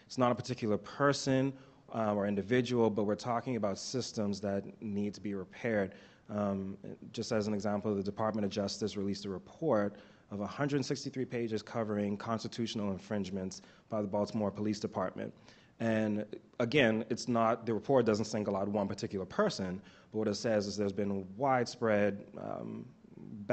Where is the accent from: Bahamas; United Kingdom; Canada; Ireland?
Bahamas; now in Oklahoma, United States; I'm originally from the Bahamas